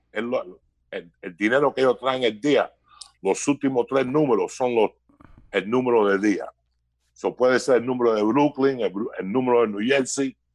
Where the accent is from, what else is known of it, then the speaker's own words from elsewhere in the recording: Cuba; first language es; moved away; yo hablé, español en la primera lengua mía, entonces aprendí inglés cuando me mudé de Cuba.